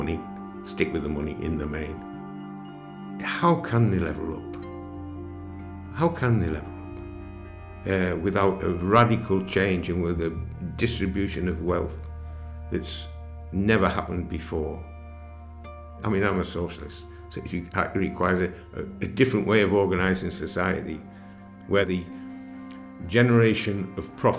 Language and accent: English; Coundon, North East England, United Kingdom; I was born in Cowden, near Spennymoor, in 1944.